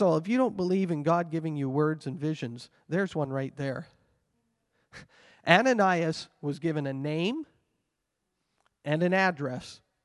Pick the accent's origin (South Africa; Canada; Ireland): Canada; I carry a Canadian passport and I may identify myself as a Canadian citizen